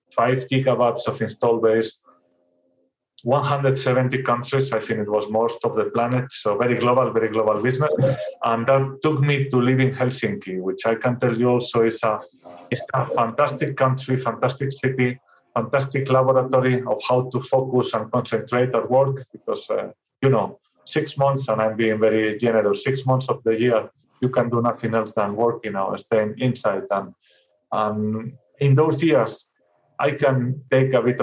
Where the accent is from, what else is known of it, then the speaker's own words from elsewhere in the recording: Santander, Cantabria, Spain; moved away as an adult; engineer, from a city called Santander, very well known from the bank, a very tiny, almost beach resort in the north of Spain.